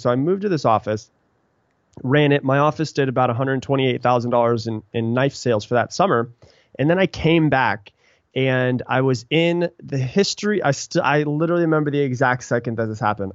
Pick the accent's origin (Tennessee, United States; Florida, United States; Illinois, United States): Florida, United States; Sarasota; also born or lived in Anna Maria Island, Florida; now in Austin, United States; I live in Austin, Texas now, but I grew up in Florida a little place called Anna Maria Island, um, and also in Sarasota